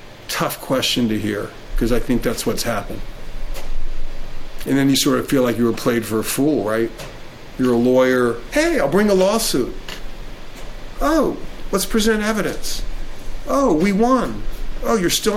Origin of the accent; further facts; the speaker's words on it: Jacksonville, Florida, United States; I was a kid, and I grew up in Jacksonville, Florida